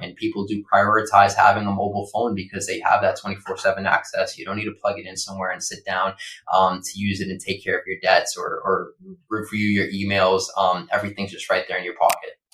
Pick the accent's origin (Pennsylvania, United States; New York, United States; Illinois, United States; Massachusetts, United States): Massachusetts, United States; Boston; now in Los Angeles, United States; I grew up in Boston